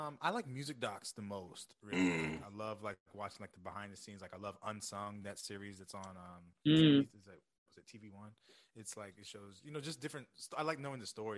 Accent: Covina, California, United States; I'm from Covina, California, so just outside.

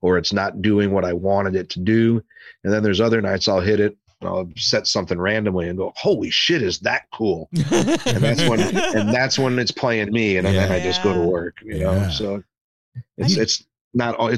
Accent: St. Louis, Missouri, United States; also born or lived in Arizona; a buddy of mine who I grew up with here in St. Louis, we played hockey together when we were 7, 8, 9 years old

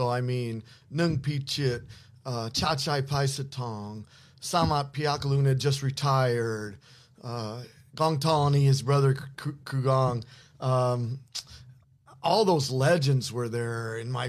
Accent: Indiana, United States; Indiana, Midwestern farm boy.

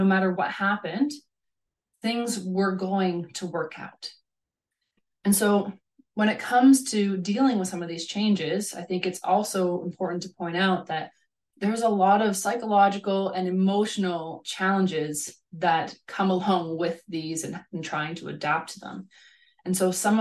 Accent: Canada; moved away as an adult; also born or lived in Hungary / Norway / Kazakhstan; now in Germany; I grew up in Canada

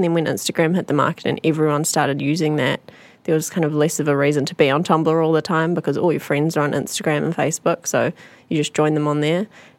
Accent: Northland, New Zealand; I grew up in Northland. There was less of like a punk scene up there.

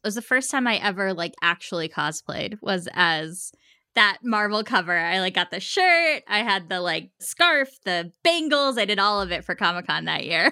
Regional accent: United States; I'm Indian American, my parents are immigrants

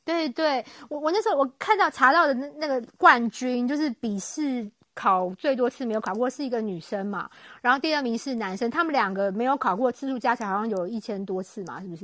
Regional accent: Taiwan; moved away as an adult; now in United Kingdom; 像我们台湾人

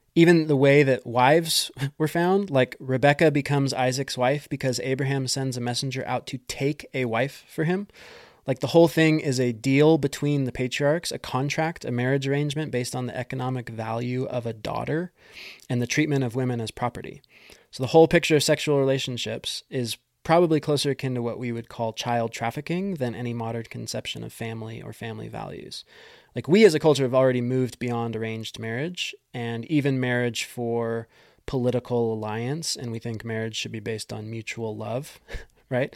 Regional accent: United States; as an American

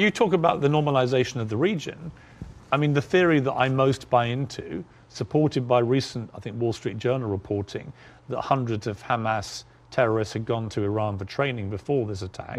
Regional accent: United Kingdom; moved away as an adult; now in United States; my home country of the U K.

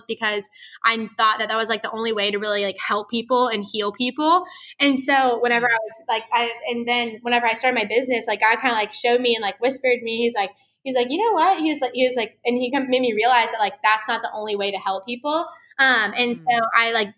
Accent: Santa Rosa Beach, Florida, United States; moved away as an adult; now in Tallahassee, United States; I'm from like Santa Rosa Beach, which is like seaside area, Panama City Beach

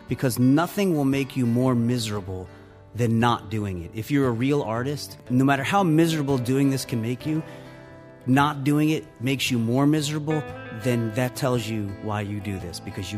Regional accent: Columbus, Ohio, United States; also born or lived in Philadelphia / Long Island; I was born in Philly, and we lived in Ohio for my formative years in Columbus, and then moved to the North Shore of Long Island. And then for college, I went to Philly, and I lived there for 23 years.

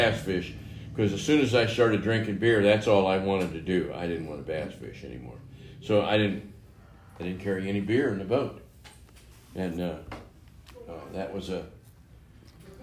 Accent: St. Louis, Missouri, United States; moved away; also born or lived in Nevada / Saudi Arabia; I was born in St. Louis, Missouri

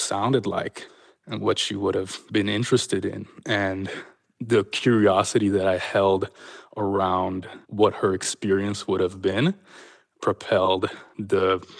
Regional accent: Canada; It was certainly, you know, one of the narratives that I was brought up on as a kind of defining moment in Canada's history.

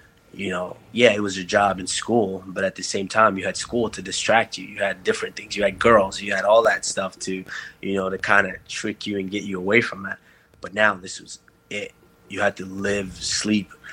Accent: Texas, United States; I grew up in Texas, and when you're growing up in Texas, football and basketball are king

